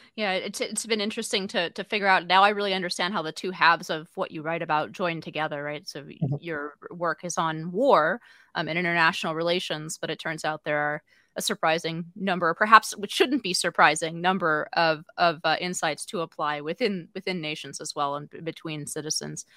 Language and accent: English; United States; as an American